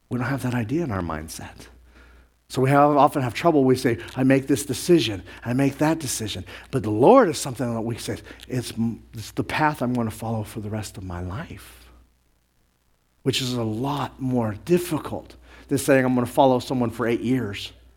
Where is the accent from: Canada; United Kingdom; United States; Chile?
United States; New Mexico; I grew up around the Native Americans, Navajo and Zuni, and being up in New Mexico